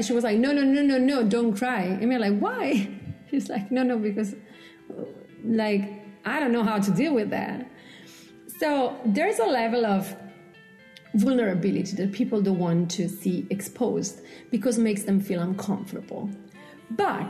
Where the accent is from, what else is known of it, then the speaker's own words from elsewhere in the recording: Italy; moved away; I come from Italy. We make out in public